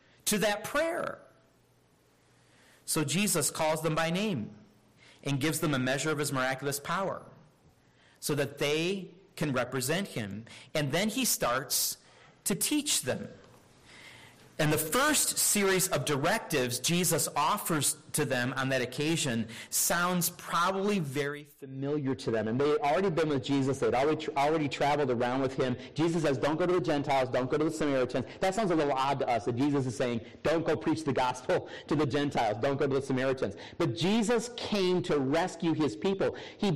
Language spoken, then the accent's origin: English; Michigan, United States; also born or lived in Minnesota; now in South Carolina, United States; I grew up in Michigan